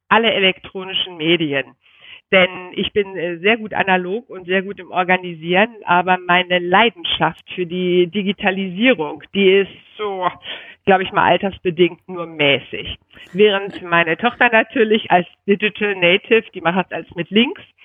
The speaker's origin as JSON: {"language": "German", "region": "North Rhine-Westphalia", "country": "Germany", "moved": "as an adult", "lives_now": "Berlin, Germany", "said": "als Rheinländerin, vor allen Dingen als reitende Rheinländerin"}